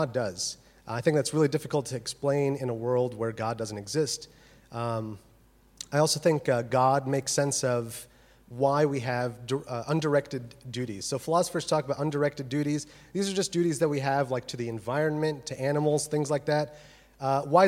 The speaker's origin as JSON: {"language": "English", "country": "United States", "also_born_or_lived": "Birmingham, United Kingdom", "moved": "as an adult", "lives_now": "Oxford, United Kingdom", "said": "As you can tell from my wonderful accent, I am from America"}